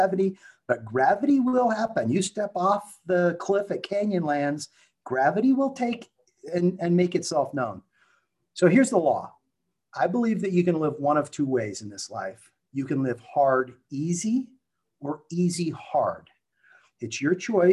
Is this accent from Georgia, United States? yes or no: no; Silicon Valley, California, United States; I was raised in Silicon Valley